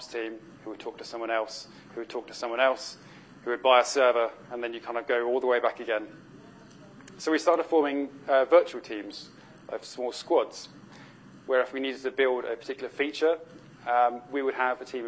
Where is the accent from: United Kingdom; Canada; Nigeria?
United Kingdom; being British